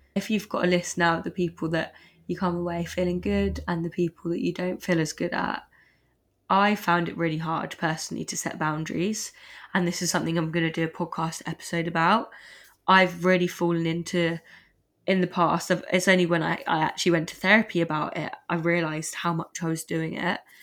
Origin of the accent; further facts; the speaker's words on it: Surrey, South East England, United Kingdom; moved away; I'm from Sun, Surrey originally